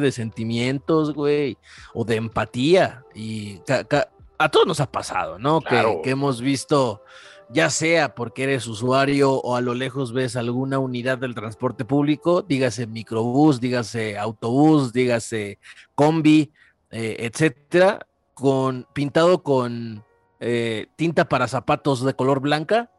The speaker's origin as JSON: {"language": "Spanish", "country": "Mexico", "said": "cómo somos los mexicanos"}